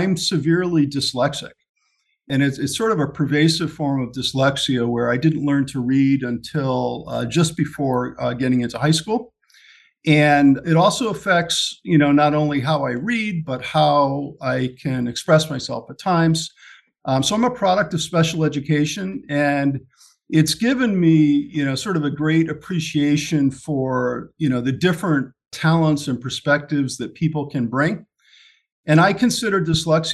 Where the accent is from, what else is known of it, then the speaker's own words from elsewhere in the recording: Ashford, Connecticut, United States; So I grew up in Ashford, Connecticut, which is in northeastern Connecticut, just outside of Storrs and the University of Connecticut